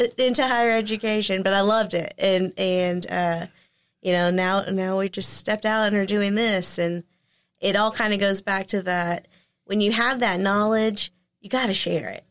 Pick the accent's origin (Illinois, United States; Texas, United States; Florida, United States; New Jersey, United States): Texas, United States; Texarkana; born or raised there